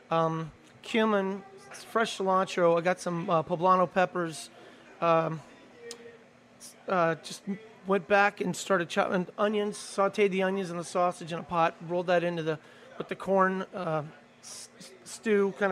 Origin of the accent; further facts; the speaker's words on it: Belgium; now in New Orleans, United States; Well, I grew and, up in, uh, growing up in Belgium. This to me